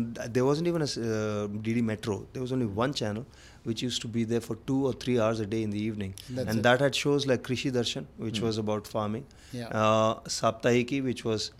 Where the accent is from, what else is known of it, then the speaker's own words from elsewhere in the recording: Delhi, India; also born or lived in Andhra Pradesh; I'm not born in Andhra Pradesh. I was born in Delhi, but Delhi. I'm from Andhra Pradesh.